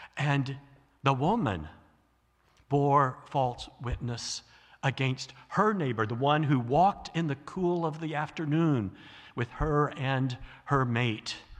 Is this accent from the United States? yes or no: yes; American South, United States; moved away; I grew up in the American South